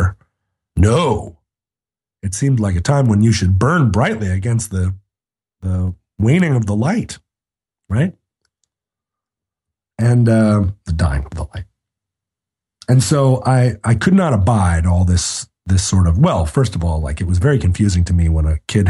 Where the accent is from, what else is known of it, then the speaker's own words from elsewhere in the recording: Anchorage, Alaska, United States; I grew up in Anchorage, Alaska in the 1970s